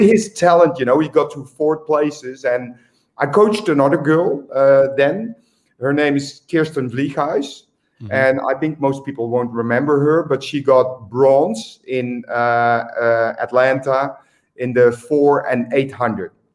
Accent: Eindhoven, North Brabant, Netherlands; moved away as an adult; also born or lived in Australia; my hometown, which is Eindhoven

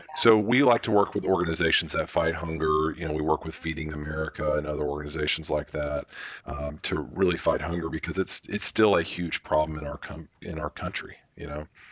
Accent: Birmingham, Alabama, United States; we're from Birmingham's where the company started

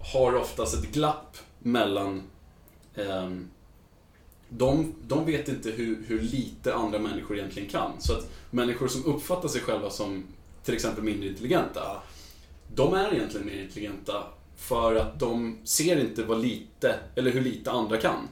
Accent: Stockholm, Stockholm County, Sweden; moved away as an adult; now in Luleå, Sweden; Jag är från eh, eh Stockholm, mm. södra delen. närmare Nynäshamn.

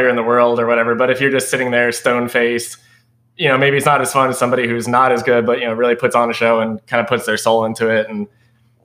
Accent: Clearwater, Florida, United States; now in North Carolina, United States; we're moving to Clearwater, which is my hometown

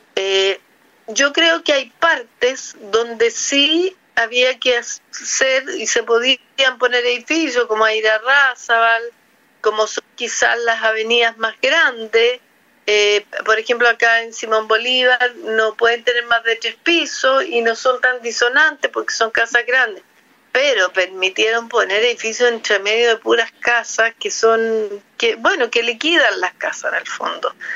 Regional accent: Talca, Maule, Chile; also born or lived in Santiago / Providencia; now in Ñuñoa, Chile; Yo soy talquina, de corazón amo Talca. Eh, nací, me malcrié en Talca, después llegué a Santiago

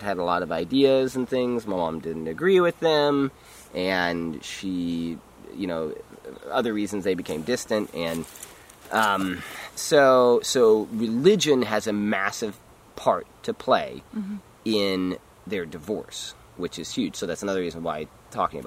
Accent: Texas, United States; I was born in Texas, and I was born in a family, a very large family

